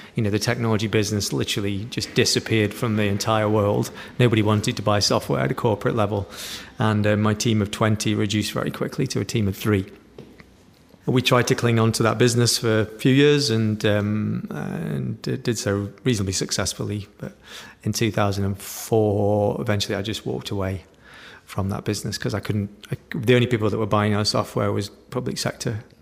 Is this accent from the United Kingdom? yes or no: yes; Stoke-on-Trent, West Midlands, United Kingdom; growing up in Stoke-on-Trent